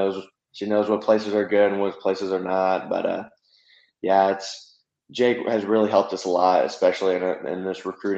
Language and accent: English; Norman, Oklahoma, United States; growing up in Norman, Oklahoma